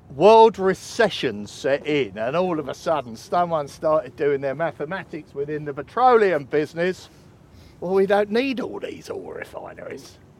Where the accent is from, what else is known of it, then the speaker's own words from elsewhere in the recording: Canvey Island, East of England, United Kingdom; I hail from Canby. I was, I was born here, and if you cut me in half, it says Canby Island all the way through